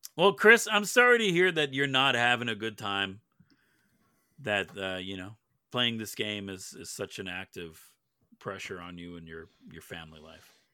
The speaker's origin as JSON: {"language": "English", "country": "Canada", "said": "As a Canadian, we don't get anything up here"}